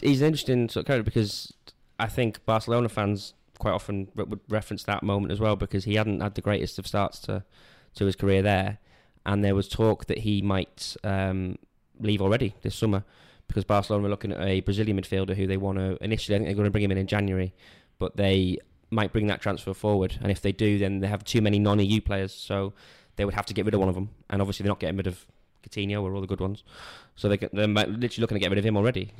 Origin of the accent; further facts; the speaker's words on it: Wales, United Kingdom; I'm from Wales